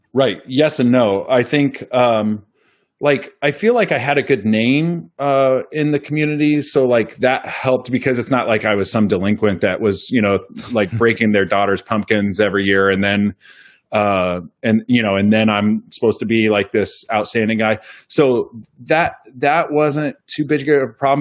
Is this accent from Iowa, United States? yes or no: yes; Pleasant Hill, Iowa, United States; in Pleasant Hill, about a mile up the road from where I grew up